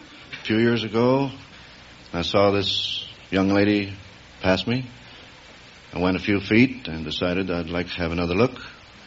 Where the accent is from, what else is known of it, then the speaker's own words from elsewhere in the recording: Socorro, New Mexico, United States; Socorro, New Mexico.